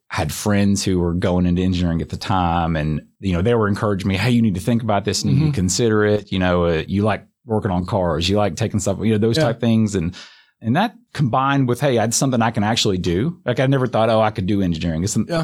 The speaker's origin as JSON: {"language": "English", "town": "Homewood", "region": "Alabama", "country": "United States", "tie": "born or raised there", "said": "Yeah, so if you've never been to Homewood, Alabama, it's like the quintessential southern town. And everybody who's from Homewood, Alabama loves Homewood, Alabama."}